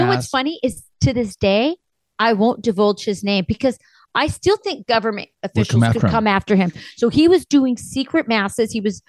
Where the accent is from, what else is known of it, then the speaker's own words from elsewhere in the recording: Spain; It does remind me of Christmas because growing up in Spain, they did that.